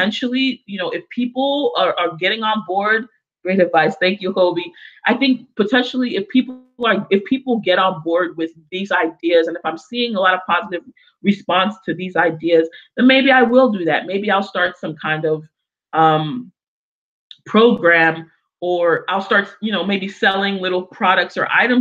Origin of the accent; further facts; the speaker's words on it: United States; also born or lived in Africa; I grew up in America predominantly